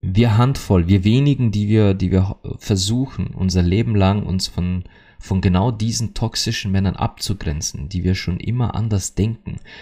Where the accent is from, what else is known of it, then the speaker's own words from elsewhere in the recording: Austria; bei uns in Österreich sagt man das so